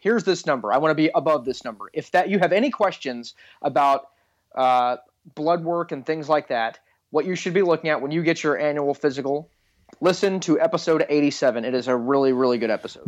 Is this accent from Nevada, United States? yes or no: no; Texas, United States; I grew up in Texas